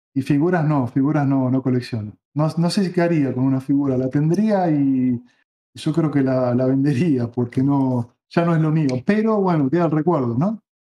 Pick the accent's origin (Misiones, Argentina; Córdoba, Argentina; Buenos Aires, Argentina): Buenos Aires, Argentina; si bien soy porteño, nací en Capital, no vivía en Capital